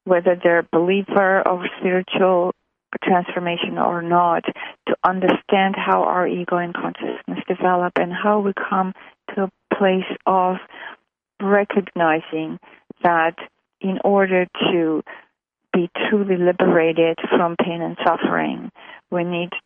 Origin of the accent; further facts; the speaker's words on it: Armenia; moved away as an adult; also born or lived in Montreal, Canada; I was born in what was then USSR. So I was born in Armenia, which was part of the USSR. So in 76, I moved to Canada, to Montreal.